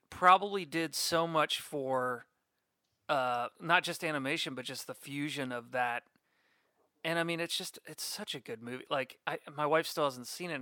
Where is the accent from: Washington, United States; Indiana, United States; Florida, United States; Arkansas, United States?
Florida, United States; Orlando; right here, born and raised